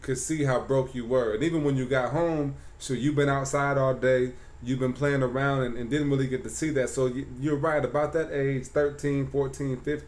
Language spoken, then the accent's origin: English; South Bend, Indiana, United States; moved away as an adult; also born or lived in Ohio; now in South Carolina, United States; We grew up in South Bend. We grew up in Carriage House 1 and 2, you know, hanging with the parents and everything, man, from fifth grade on up